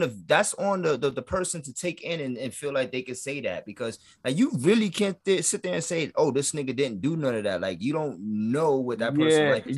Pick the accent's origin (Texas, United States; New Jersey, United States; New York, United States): New York, United States; New York City; I'm from the Bronx